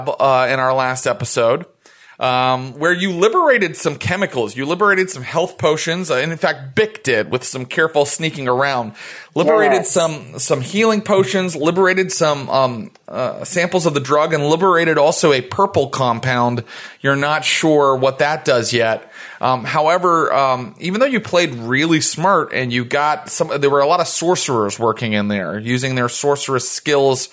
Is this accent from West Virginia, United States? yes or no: yes; West Virginia, United States; accent: West Virginia pronunciation; I'm from West Virginia, and I use the West Virginia pronunciation